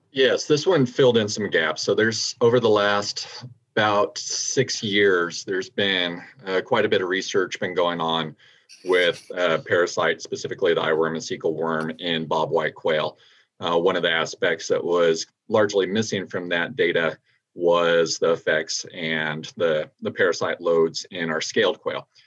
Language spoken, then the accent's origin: English; New Mexico, United States; moved away; my home state of New Mexico